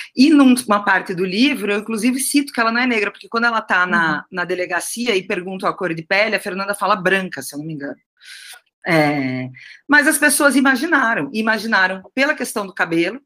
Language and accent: Portuguese; Curitiba, Paraná, Brazil; moved away as an adult; also born or lived in São Paulo; now in Curitiba, Brazil; eu fui criada no Sul